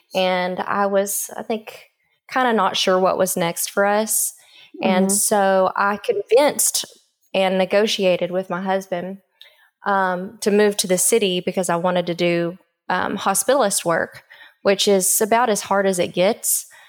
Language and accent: English; Calera, Oklahoma, United States; Calera, Oklahoma, which is outside of Durant, and I graduated from there. But when people ask, you know, where are you from, I always kind of hesitate because I'm not real sure. So just southeastern Oklahoma, anywhere in there is home, I guess you would say.